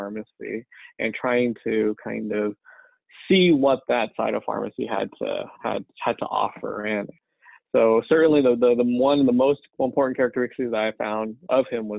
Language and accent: English; Rosemead, California, United States; I was born and raised in Rosemead, California, near Pasadena